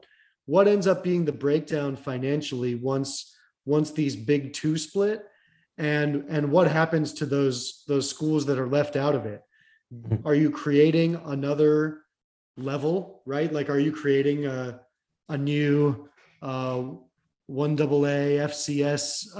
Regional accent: upstate New York, United States; I'm from upstate New York, which is also ACC country.

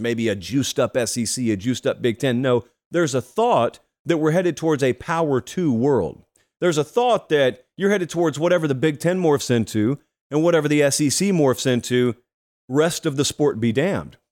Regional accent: Georgia, United States; moved away; I was back in my home state of Georgia

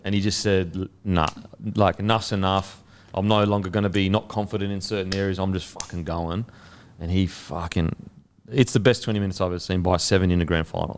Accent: Queensland, Australia; as a Queenslander

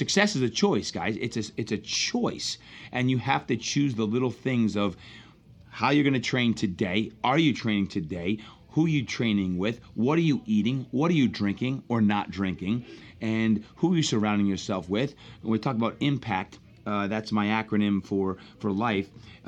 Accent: New Jersey, United States; I'm from Jersey.

